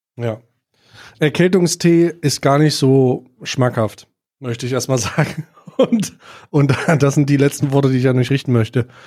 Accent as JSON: {"language": "German", "country": "Germany", "said": "als Deutscher"}